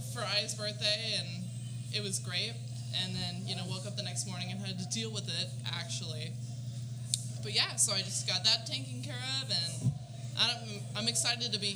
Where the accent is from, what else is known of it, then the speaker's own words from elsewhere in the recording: Oceanside, California, United States; I'm from Oceanside, native.